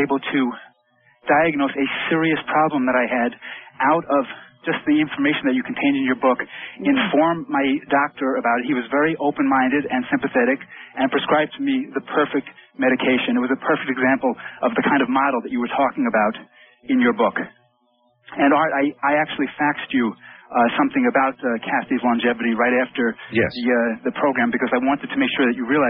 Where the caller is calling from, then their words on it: Southeast Michigan, United States; I'm calling from Southeast Michigan.